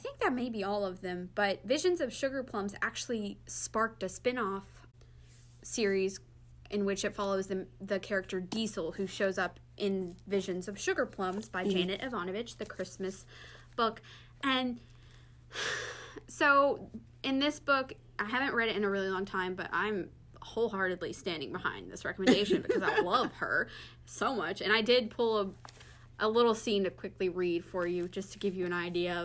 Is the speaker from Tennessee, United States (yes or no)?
yes; near Nashville, Tennessee, United States; Nashville, Tennessee, which I am very familiar with that area. That's like right in the backyard of my hometown